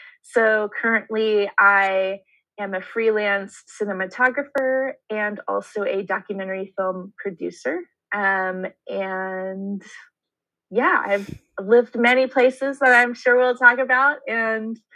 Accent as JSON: {"language": "English", "region": "Florida Panhandle", "country": "United States", "tie": "born or raised there", "also_born_or_lived": "Connecticut", "moved": "yes", "said": "I was born in Connecticut, but we moved to Florida when I was 7. So I grew up mainly in Florida"}